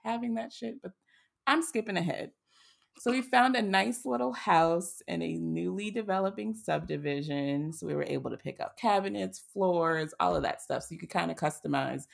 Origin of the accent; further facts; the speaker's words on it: Boston, Massachusetts, United States; moved away as an adult; now in Atlanta, United States; despite being born and raised in Boston, I am a Southern Belle at heart